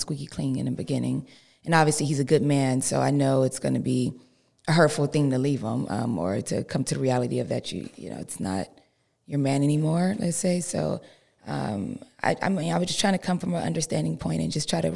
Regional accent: Los Angeles, California, United States; I come from South Central, which is, you know, hood, so I have a little hood in me.

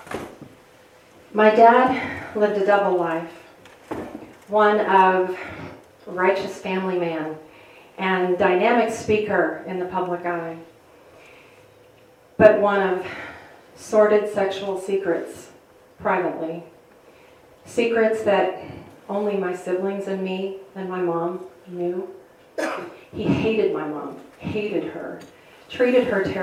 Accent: outside of Chicago, Illinois, United States; I grew up outside of Chicago

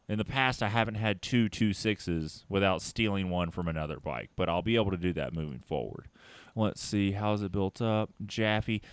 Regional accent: Tennessee, United States; I'm from Tennessee.

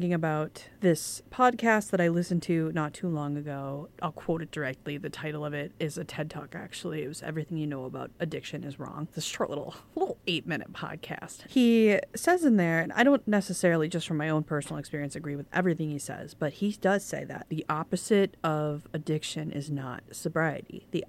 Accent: England, United Kingdom; Okay, I'm an English person.

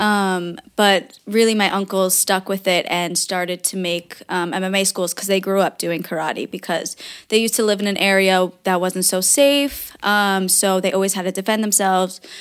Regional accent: New York, United States; now in New Jersey, United States; I was born in New York. My family was born in New York, but, um, my dad was from Germany

